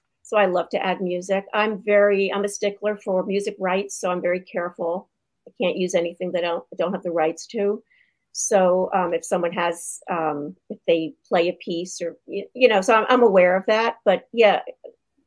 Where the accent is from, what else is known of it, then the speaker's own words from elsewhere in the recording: New York City, New York, United States; I grew up in New York City